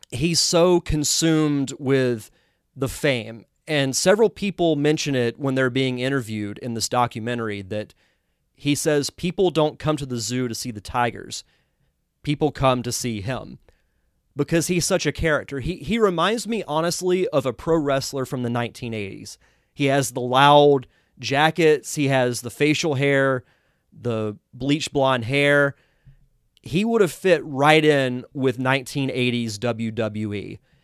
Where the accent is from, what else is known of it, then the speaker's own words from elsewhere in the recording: the South, United States; I'm from the South